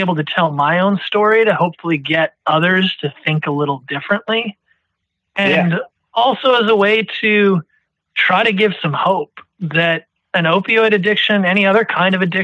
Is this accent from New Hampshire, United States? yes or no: yes; New Hampshire, United States; also born or lived in Washington, D.C.; I moved back to my home state of New Hampshire